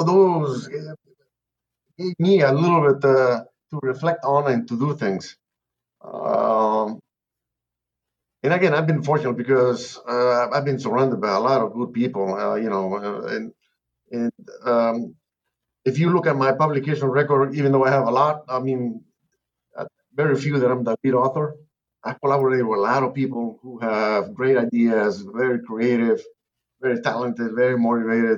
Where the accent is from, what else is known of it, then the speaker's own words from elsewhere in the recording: Lima, Peru; moved away as an adult; also born or lived in Nebraska; now in Texas, United States; this accent is not from Texas. I'm from Lima, Peru. I've been here 45 years